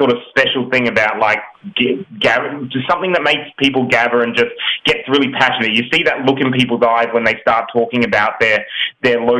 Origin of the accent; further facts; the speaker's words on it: Australia; now in United States; so we're from Australia and we've recently moved to the US, so we're in the US now.